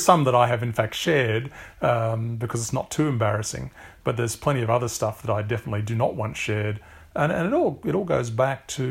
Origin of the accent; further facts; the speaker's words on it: Canberra, Australian Capital Territory, Australia; I grew up in Canberra, which is the federal capital of Australia.